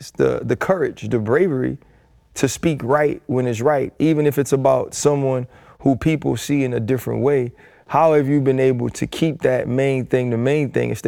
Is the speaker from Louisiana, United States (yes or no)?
yes; New Orleans, Louisiana, United States; And I'm from New Orleans, so I'm gonna right. be straight up with you. I'm yeah. from the NO.